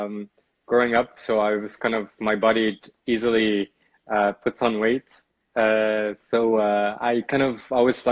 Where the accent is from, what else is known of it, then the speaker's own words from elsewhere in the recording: Lebanon; now in Amsterdam, Netherlands; I am originally Lebanese